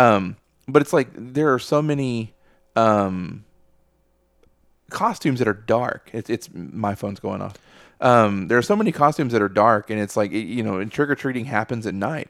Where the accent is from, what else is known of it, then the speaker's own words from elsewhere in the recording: Texas, United States; we're from Texas